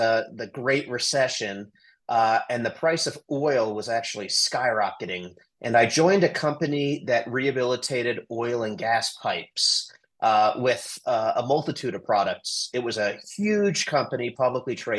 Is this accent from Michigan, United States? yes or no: no; Washington, District of Columbia, United States; now in Colorado, United States; I grew up in Washington, D.C.